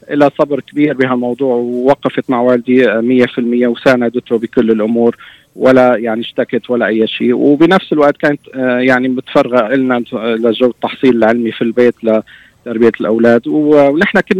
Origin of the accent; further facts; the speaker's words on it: Homs Governorate, Syria; كنا بتذكر لما نطلع على القرية على قريتنا غرب حمص